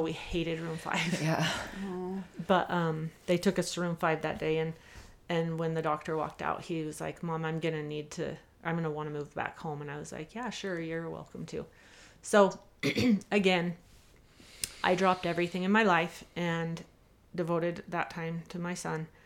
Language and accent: English; Salt Lake Valley, Utah, United States; I grew up here in the Salt Lake Valley